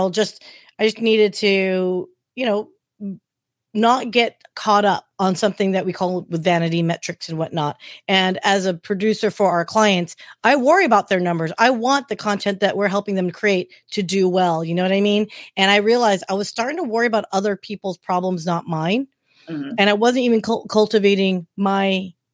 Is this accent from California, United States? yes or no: yes; Anaheim, California, United States; moved away as an adult; I'm from Anaheim Hills